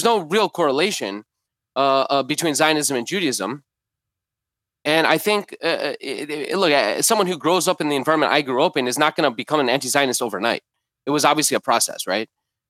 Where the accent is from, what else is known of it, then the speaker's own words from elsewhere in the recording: Detroit, Michigan, United States; So I grew up in Jewish Detroit, going to Jewish schools and Jewish summer camps and Jewish youth groups, and went to Israel with my Jewish youth group.